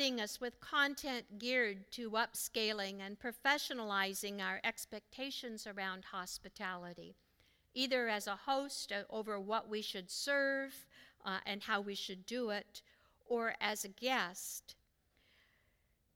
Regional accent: Pacific Northwest, United States; Growing up in the Pacific Northwest

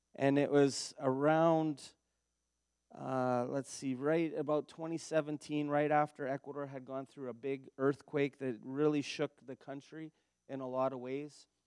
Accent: Steinbach, Manitoba, Canada; also born or lived in Dauphin, Manitoba; I'm actually from Manitoba. I was born in Steinbach

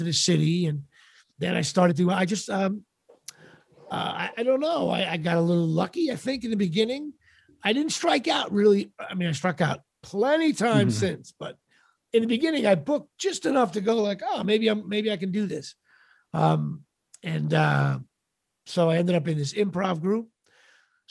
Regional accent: Colonia, New Jersey, United States; grew up in Colonia, New Jersey, and went to Colonia High School.

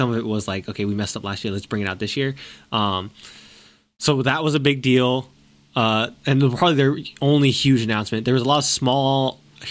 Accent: United States; as an American

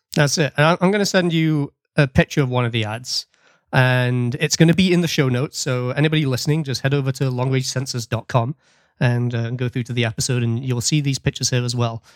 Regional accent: United Kingdom; now in Nova Scotia, Canada

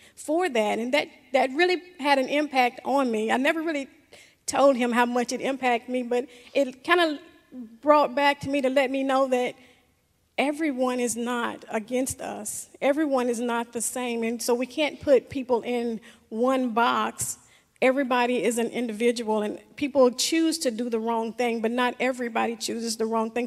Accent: the South, United States; growing up in the South

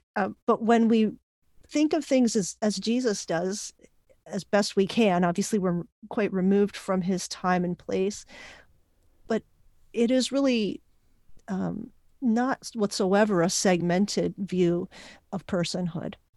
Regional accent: Puerto Rico; first language Spanish and English; I was born in Puerto Rico, learned to speak Spanish and English at the same time

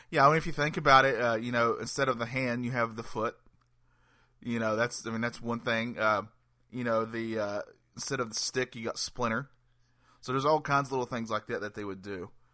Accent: North Carolina, United States; I'm from North Carolina.

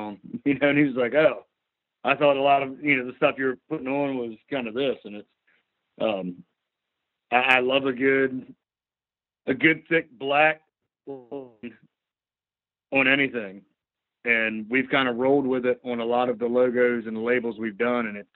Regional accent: Eastern Shore, Maryland, United States; we're all from the state of Maryland. We're all generally Eastern Shore guys

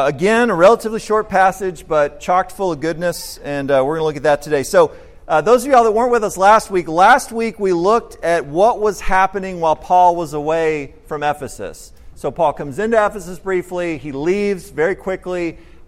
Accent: Austin, Texas, United States; I grew up in Austin

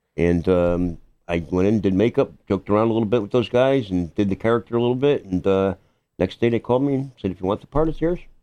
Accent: Hamden, Connecticut, United States; I'm from Hamden, grew up, born and bred, um, went to Hamden High School

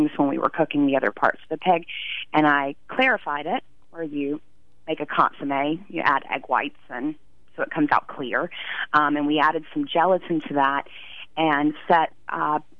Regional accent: North Carolina, United States; my childhood growing up in North Carolina

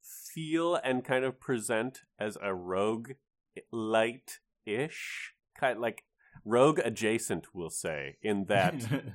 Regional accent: United States; as an American who lived through the Trump administration.

